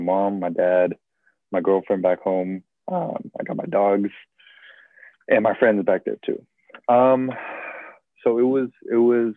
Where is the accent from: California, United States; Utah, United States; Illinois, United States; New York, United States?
California, United States; San Francisco; I'm from San Francisco